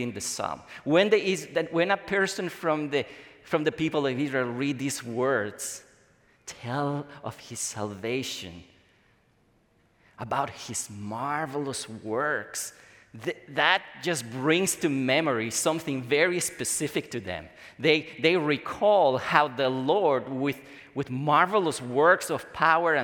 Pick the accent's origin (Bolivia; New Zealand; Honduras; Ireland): Bolivia; now in United States; in my home country, the place where I come from, Bolivia